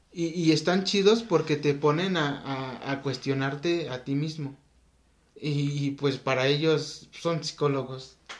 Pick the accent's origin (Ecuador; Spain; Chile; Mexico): Mexico; nosotros que somos mexicanos